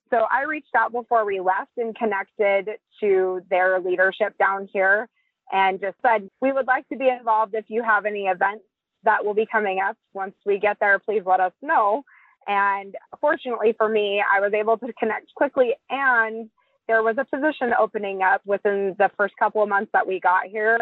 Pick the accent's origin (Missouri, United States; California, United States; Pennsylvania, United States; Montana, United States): Montana, United States; Billings; I grew up in Billings, Montana. We're both Montana natives